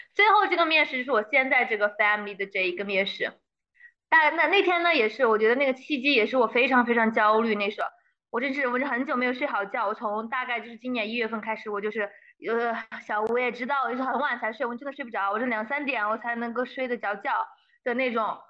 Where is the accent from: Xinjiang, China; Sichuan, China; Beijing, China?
Sichuan, China; 作为一个四川人